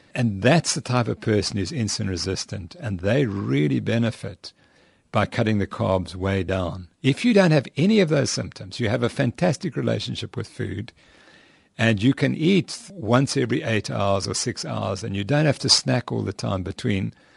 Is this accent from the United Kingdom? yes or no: yes; England, United Kingdom; where I come from, because I'm from England